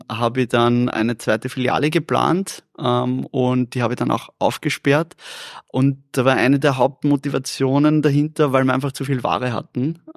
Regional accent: Vienna, Austria; Ja, ich habe das Wort nicht gekannt. Ich bin Wiener. Wir, wir, wir reden nicht so.

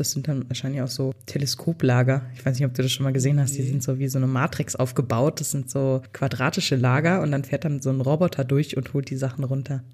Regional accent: Germany; bei uns in Deutschland

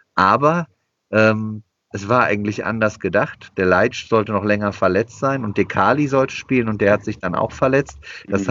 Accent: Bochum, North Rhine-Westphalia, Germany; now in Cologne, Germany; Ich komme aus Bochum. Ich habe als, äh, sieben-, acht-, neunjähriger Bochumer Bundesligisten wahrgenommen

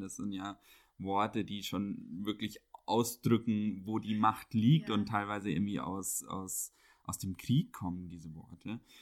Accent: Bavaria, Germany; moved away as an adult; also born or lived in Munich; now in Berlin, Germany; Ich bin ja in Bayern auch groß geworden

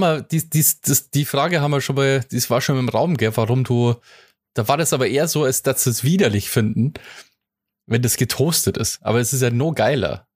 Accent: Bavaria, Germany

